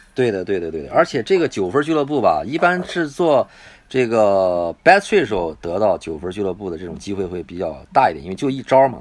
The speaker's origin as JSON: {"language": "Chinese", "country": "China", "said": "我们是中国人，我们是来看的。啊，我们不是日本人"}